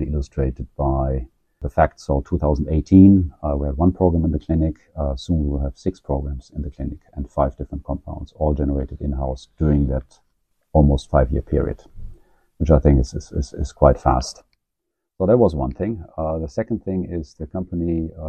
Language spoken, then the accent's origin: English; Germany; moved away as an adult; also born or lived in Dublin, Ireland / San Francisco Bay Area / Scandinavia; now in Oslo, Norway; I'm originally from Germany. But I left Germany now, I think a little bit 20 years ago